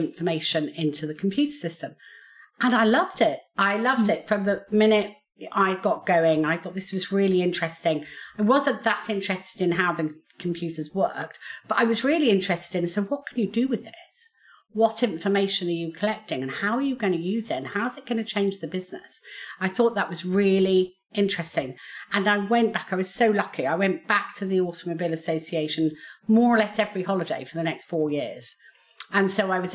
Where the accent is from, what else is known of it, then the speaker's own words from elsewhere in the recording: Basingstoke, South East England, United Kingdom; I was born and brought up in Basingstoke, and I went through the state school system